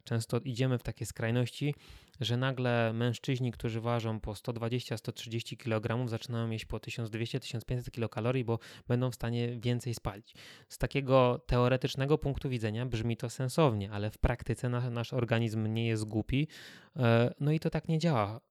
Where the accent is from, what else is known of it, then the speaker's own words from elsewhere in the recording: Kielce, Świętokrzyskie Voivodeship, Poland; jestem z Kielc i chodziłem do czwartego liceum ogólnokształcącego